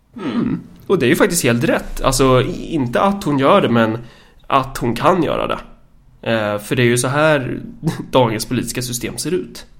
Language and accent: Swedish; Närke, Örebro County, Sweden; mig som närking